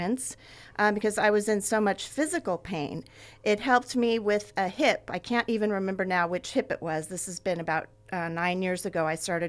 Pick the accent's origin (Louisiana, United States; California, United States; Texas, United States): California, United States; Ventura; I grew up here. This is my hometown